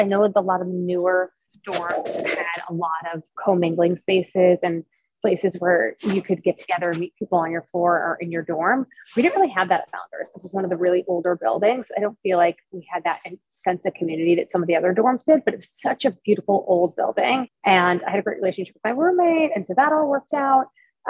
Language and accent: English; Long Island, New York, United States; also born or lived in Springfield, Illinois; I grew up in the suburbs of New York and Long Island, from between Manhattan and Long Island, my whole life, pretty much.